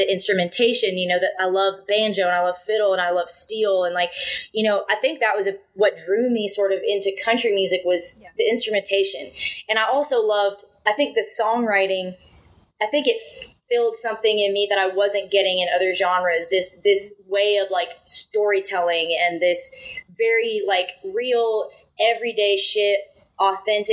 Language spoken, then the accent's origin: English; near Bowmanville, Ontario, Canada; also born or lived in Montreal; it was in my hometown. It was like in Bowmanville, basically, in the Mossport Racetrack, which is like, you know, 15 minutes from where I grew up.